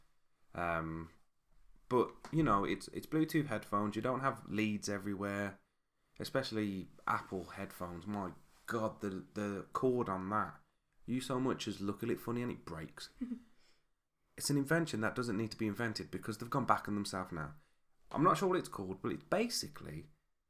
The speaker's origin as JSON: {"language": "English", "town": "Birmingham", "region": "West Midlands", "country": "United Kingdom", "said": "we're from Brum"}